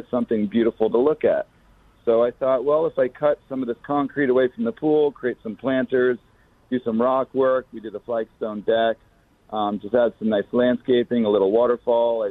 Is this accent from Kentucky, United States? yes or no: no; Vermont, United States; moved away as an adult; now in Florida, United States; I grew up in Vermont.